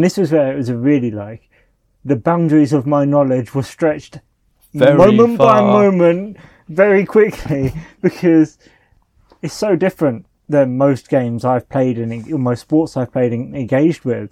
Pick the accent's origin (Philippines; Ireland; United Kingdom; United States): United Kingdom; I'm a British guy